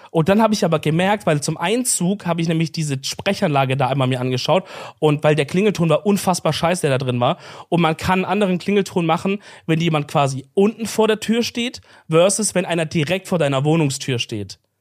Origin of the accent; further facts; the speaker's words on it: Swabia, Baden-Württemberg, Germany; als Schwabe